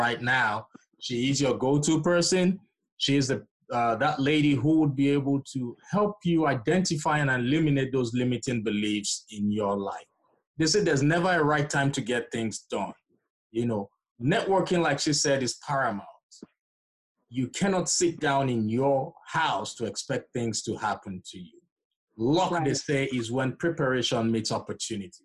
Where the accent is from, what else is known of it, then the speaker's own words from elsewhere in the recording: Nigeria; moved away; I'm originally from Nigeria